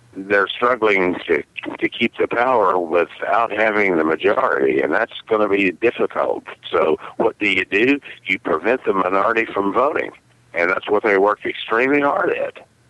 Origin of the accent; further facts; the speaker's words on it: Wichita Falls, Texas, United States; accent: southern; moved away as an adult; now in Milwaukee, United States; when I lived in Texas, in in my hometown of Wichita Falls, which is in North Texas